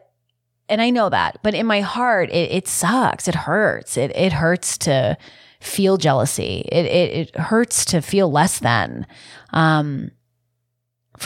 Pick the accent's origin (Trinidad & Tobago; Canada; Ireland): Canada; being Canadian